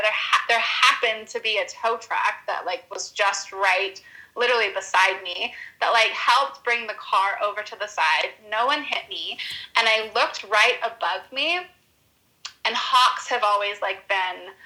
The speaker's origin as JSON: {"language": "English", "region": "Utah", "country": "United States", "tie": "born or raised there", "also_born_or_lived": "Los Angeles", "said": "growing up in Utah, we have so many minerals that mm-hmm. come from the land mm-hmm. here."}